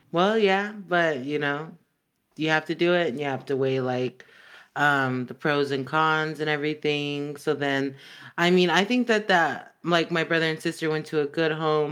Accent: Los Angeles, California, United States; accent: valley; I was born in Northridge

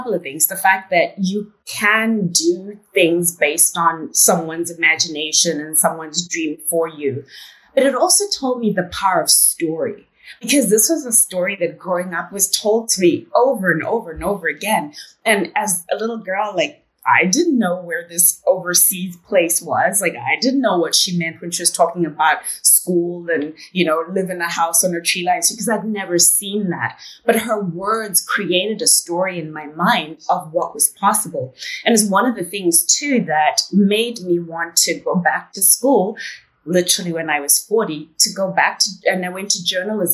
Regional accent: Zimbabwe; accent: British English; moved away as an adult; also born or lived in United Kingdom; I am a girl from Zimbabwe.

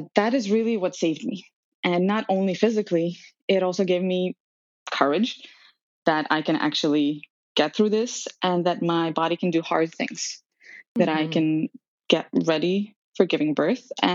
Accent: Serbia; moved away as an adult; also born or lived in North and South America; now in New York, United States; I was born and raised in Serbia

